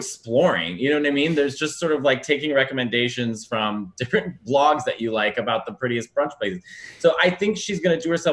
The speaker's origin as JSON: {"language": "English", "town": "Chicago", "region": "Illinois", "country": "United States", "said": "as a Chicagoan"}